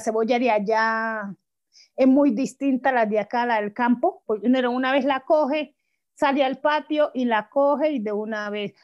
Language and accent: Spanish; Guapi, Cauca, Colombia; yo nací en Guapis, Cauca, pero pues allá pues uno crece